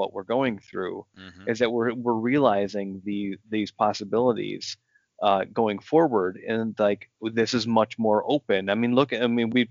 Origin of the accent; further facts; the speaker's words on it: Northwest Ohio, United States; I grew up in Midwest, you know, Northwest Ohio